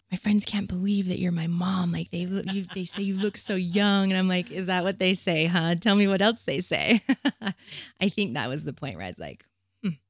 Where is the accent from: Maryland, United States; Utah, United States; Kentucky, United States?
Utah, United States; Provo; I grew up in Provo, of all the places, the epicenter of hell